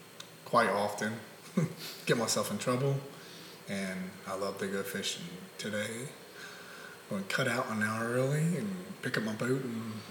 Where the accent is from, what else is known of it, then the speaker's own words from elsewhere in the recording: northern Kentucky, United States; moved away as an adult; also born or lived in Covington, Kentucky / Newport, Kentucky / Ludlow, Kentucky; now in Sharonville, United States; Well, as a child, I moved all over. So I'm from all over in northern Kentucky. Covington, Newport, Ludlow. Pretty much everywhere.